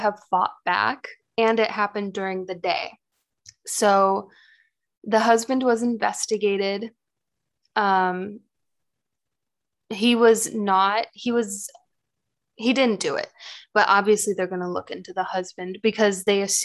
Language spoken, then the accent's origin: English; United States; I'm American